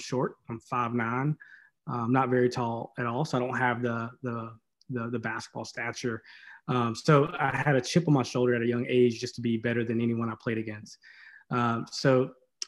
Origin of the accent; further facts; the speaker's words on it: Maiden, North Carolina, United States; I'm from Maiden, North Carolina